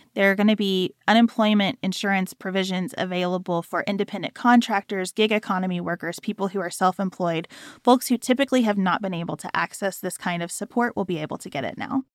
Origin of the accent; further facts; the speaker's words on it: United States; as an American